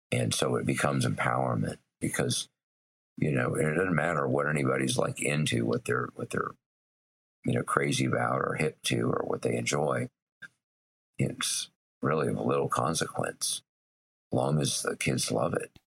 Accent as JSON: {"language": "English", "region": "Tennessee", "country": "United States", "tie": "born or raised there", "said": "growing up in Tennessee"}